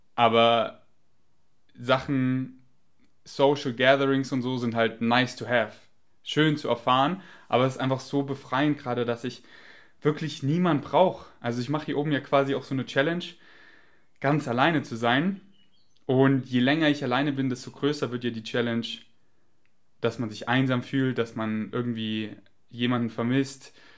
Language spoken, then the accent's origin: German; Germany; accent: German; mein deutscher Akzent